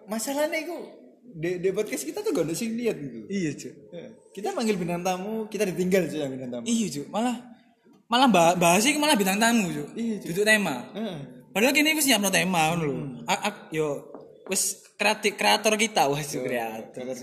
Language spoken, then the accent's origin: Indonesian; Gresik, East Java, Indonesia; kita lagi uh, kita sebagai orang Gresik sih.